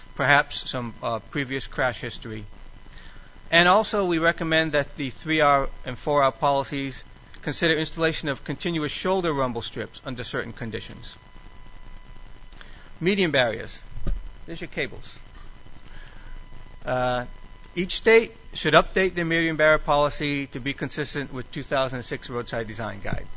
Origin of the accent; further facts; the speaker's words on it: New England, United States; now in Maryland, United States; I grew up in New England where we had rotaries back from the 50s